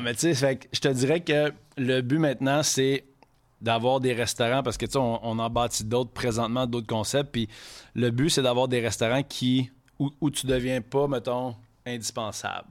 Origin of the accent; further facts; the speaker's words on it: Quebec City, Quebec, Canada; first language French; on vient de Québec, mais ma mère est anglophone